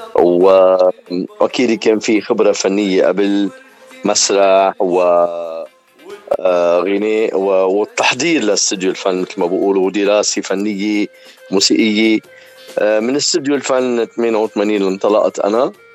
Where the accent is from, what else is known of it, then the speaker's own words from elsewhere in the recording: Zahle, Beqaa, Lebanon; moved away as an adult; now in Toronto, Canada; انا من مدينه زحله ومن منطقة حوش الأمراء يلي هي مدخل زحلة